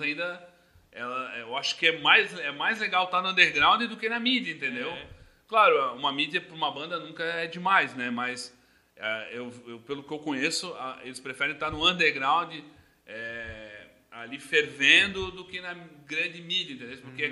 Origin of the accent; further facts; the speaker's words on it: Blumenau, Santa Catarina, Brazil; Eu sou natural de Blumenau, aqui da, da nossa cidade mesmo